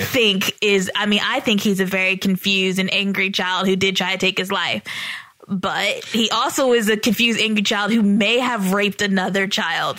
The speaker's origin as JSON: {"language": "English", "region": "the South", "country": "United States", "said": "we're from the South"}